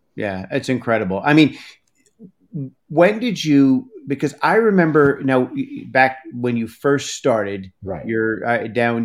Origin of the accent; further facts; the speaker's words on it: Hudson Valley, New York, United States; I grew up in the Hudson Valley, but when I moved upstate